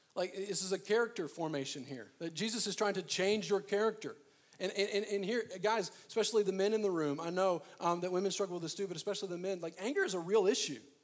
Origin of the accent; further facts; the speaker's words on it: Arkansas, United States; moved away; I'm originally from Arkansas